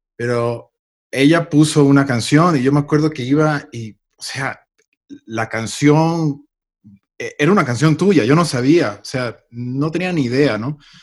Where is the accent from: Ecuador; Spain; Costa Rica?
Ecuador; now in Los Angeles, United States; Yo soy ecuatoriano, pero ya tengo muchísimos años fuera del país, pero siempre, siempre regreso por mi familia.